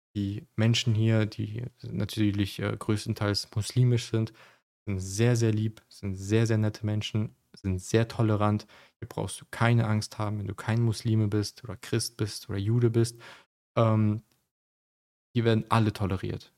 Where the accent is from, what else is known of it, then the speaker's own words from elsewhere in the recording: Germany; moved away as an adult; now in Dubai, United Arab Emirates; auch ich bin in Deutschland aufgewachsen.